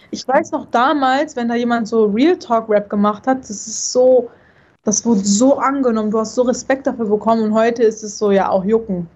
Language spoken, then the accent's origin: German; North Rhine-Westphalia, Germany; ich komme ja nicht von hier, weißt du? Ich komme ja aus NRW